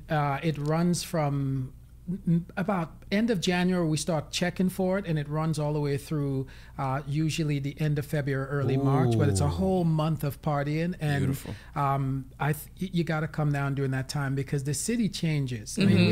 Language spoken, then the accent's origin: English; New Orleans, Louisiana, United States; New Orleans, you all know, that's a city that lives on music and mm-hmm. food, mm-hmm. period.